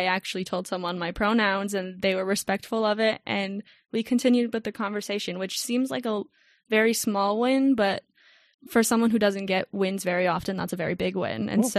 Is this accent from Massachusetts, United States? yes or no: no; Tucson, Arizona, United States; It is a dry heat here. I'm a Tucson native. I'm used to it, but I'm so over it.